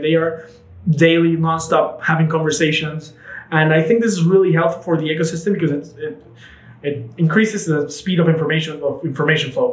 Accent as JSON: {"language": "English", "country": "Panama", "tie": "born or raised there", "said": "we grew up in Panama together"}